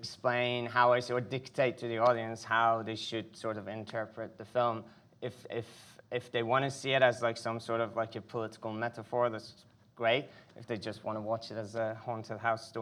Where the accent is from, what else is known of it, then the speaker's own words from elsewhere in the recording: Iran; moved away; I was born in Iran in the 80s, right in the middle of Iran-Iraq war